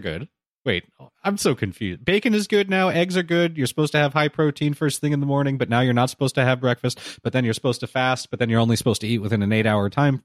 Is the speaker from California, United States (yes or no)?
yes; Southern California, United States; I grew up here in Southern California, and I have always said the before freeway numbers